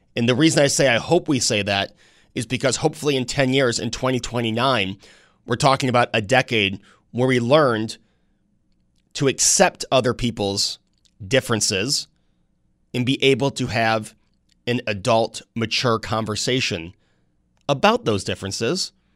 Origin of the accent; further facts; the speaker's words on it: New York, United States; I grew up in New York State.